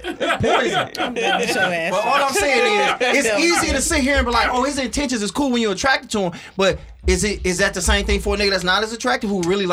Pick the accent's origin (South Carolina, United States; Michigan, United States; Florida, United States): Michigan, United States; Oak Park; moved away; also born or lived in Scotia; I'm from Oak Park. Now I'm out in Scotia.